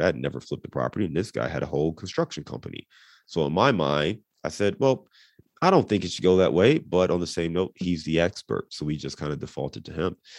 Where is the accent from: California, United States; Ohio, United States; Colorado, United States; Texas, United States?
Ohio, United States; Cleveland; moved away as an adult; also born or lived in Dayton / Chicago / Detroit; now in Cincinnati, United States; I was born and raised in Cleveland